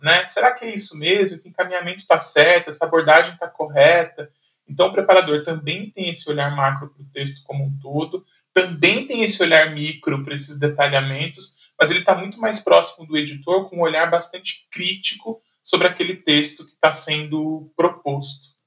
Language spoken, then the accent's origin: Portuguese; São José dos Campos, São Paulo, Brazil; eu trabalhava em São Paulo, mas eu sou de São José dos Campos